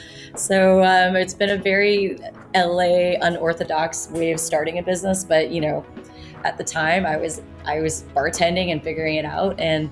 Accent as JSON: {"language": "English", "country": "Indonesia", "tie": "born or raised there", "said": "So my parents were stationed around the world, and I grew up in Indonesia."}